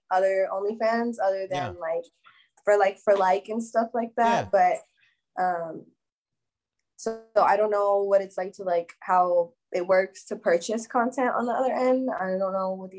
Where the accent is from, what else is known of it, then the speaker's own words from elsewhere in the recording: East Texas, United States; I'm from East Texas, so I'm up from the country